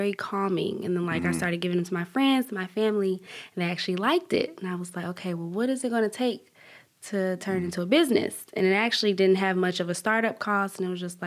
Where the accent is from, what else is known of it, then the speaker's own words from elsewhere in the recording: Atlanta, Georgia, United States; I'm from East Atlanta, Zone 6